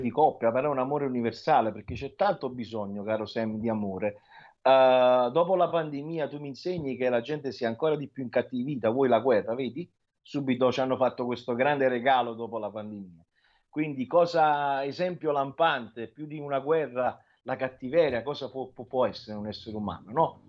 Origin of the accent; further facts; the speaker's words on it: Naples, Campania, Italy; io sono di Napoli, sono napoletano